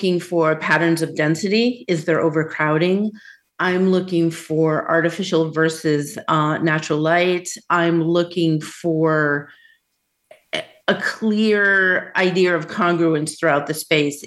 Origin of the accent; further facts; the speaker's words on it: near Boston, Massachusetts, United States; moved away as an adult; also born or lived in Southwest US; now in Southwest, United States; I grew up near Boston, and I moved from the Northeast 5 years ago to the Southwest.